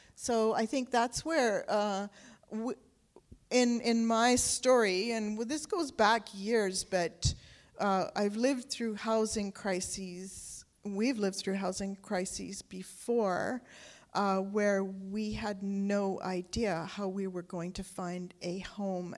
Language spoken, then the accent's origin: English; North Vancouver, British Columbia, Canada; also born or lived in England; we moved to Canada from England when I was seven years old.